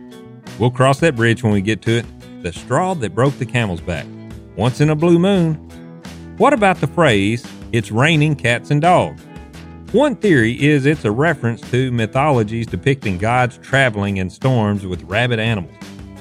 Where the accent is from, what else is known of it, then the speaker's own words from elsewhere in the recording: the South, United States; accent: thick Southern; coupled with my thick Southern accent